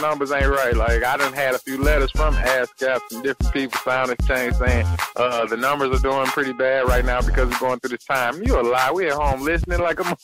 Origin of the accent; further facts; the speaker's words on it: St. Louis, Missouri, United States; we come from St. Louis